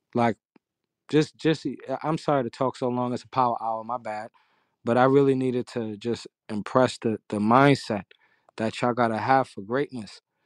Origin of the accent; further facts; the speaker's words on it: New York City, New York, United States; I'm from Harlem